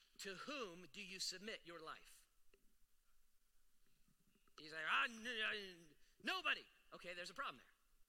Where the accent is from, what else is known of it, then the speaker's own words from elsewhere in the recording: United States; I love being an American